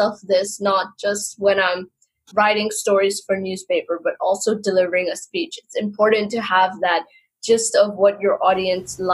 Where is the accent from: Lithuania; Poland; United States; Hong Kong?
Hong Kong; born and raised in Hong Kong, and I've lived here for almost 22 years now